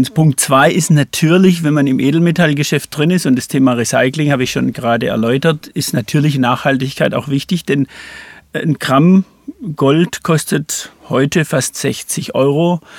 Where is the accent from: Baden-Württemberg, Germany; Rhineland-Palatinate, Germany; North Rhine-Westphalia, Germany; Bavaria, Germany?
Baden-Württemberg, Germany; Pforzheim; Ich bin in Pforzheim groß geworden, habe da Abitur gemacht